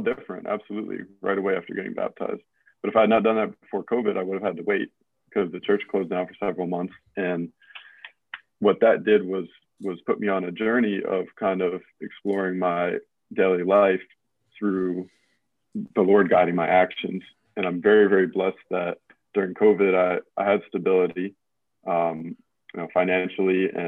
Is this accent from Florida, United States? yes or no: no; Southern Prince George's County, Maryland, United States; I grew up in Southern PG County